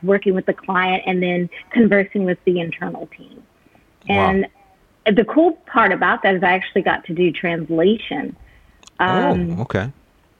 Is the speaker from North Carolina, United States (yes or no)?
yes; North Carolina, United States; moved away as an adult; also born or lived in Georgia / Mexico; now in Japan; I'm from North Carolina. That's what I consider my home. I wasn't born there, but I mean, the overwhelming majority of my life, I lived there